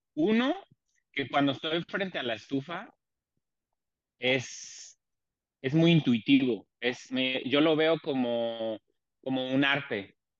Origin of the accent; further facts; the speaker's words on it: Mexico City, Mexico; moved away as an adult; now in Tijuana, Mexico; soy originario de la Ciudad de México, actualmente migrante y viviendo en Tijuana desde hace 23 años